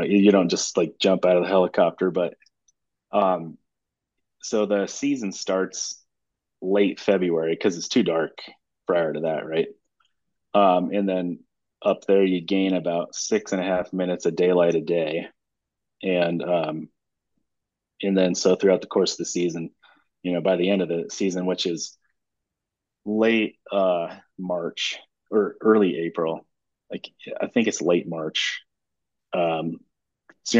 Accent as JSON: {"language": "English", "town": "Vail", "region": "Colorado", "country": "United States", "tie": "born or raised there", "moved": "yes", "lives_now": "Montana, United States", "said": "I was actually born and raised in Vail, Colorado, of all places."}